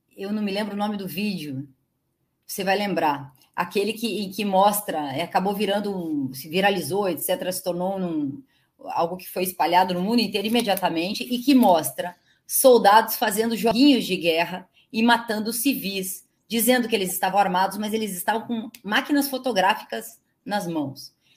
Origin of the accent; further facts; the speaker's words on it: Curitiba, Paraná, Brazil; Eu sou de Curitiba